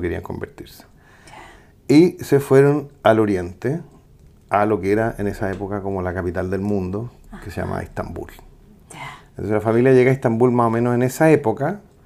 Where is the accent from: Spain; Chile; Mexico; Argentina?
Chile; Santiago, Santiago Metropolitan Region; yo nací en Santiago Centro al lado de un circo y me eduqué en el Manuel de Salas